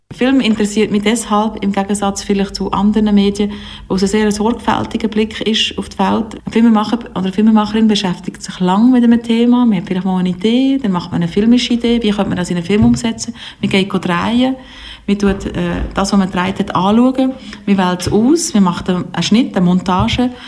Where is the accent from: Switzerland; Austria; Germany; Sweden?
Switzerland; Biel, Bern; Ich bin aus Biel